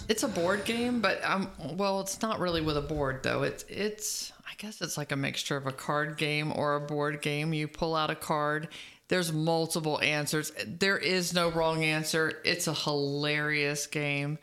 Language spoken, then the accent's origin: English; Dade City, Florida, United States; It's my hometown. I love Dade City.